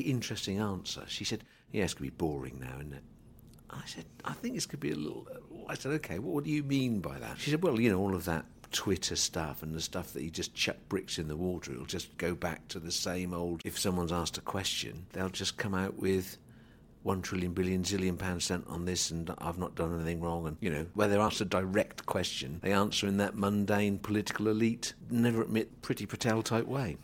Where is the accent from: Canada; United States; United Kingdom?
United Kingdom; England; As an Englishman